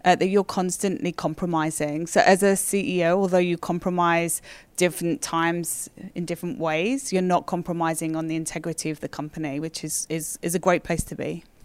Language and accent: English; United Kingdom; moved away as an adult; also born or lived in London, United Kingdom; now in Toronto, Canada; being a Brit